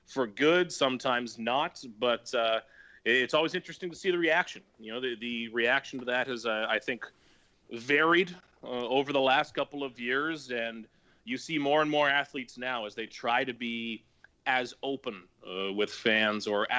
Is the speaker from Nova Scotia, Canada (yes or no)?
yes; Nova Scotia, Canada; moved away as an adult; also born or lived in Halifax; now in Toronto, Canada; originally when I was growing up in Nova Scotia, a small town